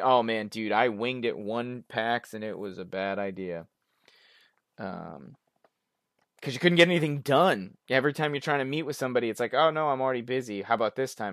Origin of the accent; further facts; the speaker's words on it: Boston, Massachusetts, United States; I'm from Boston